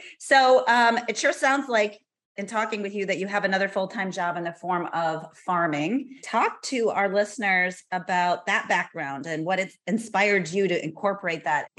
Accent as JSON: {"language": "English", "town": "Cuba City", "region": "Wisconsin", "country": "United States", "tie": "born or raised there", "moved": "as an adult", "said": "I grew up in Cuba City, Wisconsin. So opposite end of the state down south, almost to the Iowa border."}